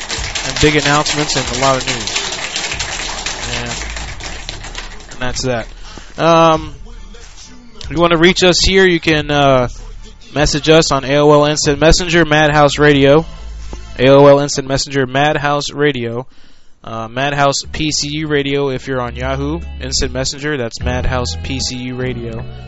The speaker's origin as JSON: {"language": "English", "country": "Puerto Rico", "tie": "born or raised there", "said": "That was me growing up in Puerto Rico."}